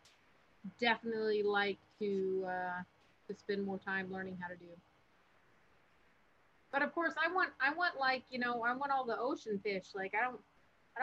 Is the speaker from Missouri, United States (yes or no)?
no; Eagle River, Alaska, United States; I grew up in Eagle River, about 15 minutes out of Anchorage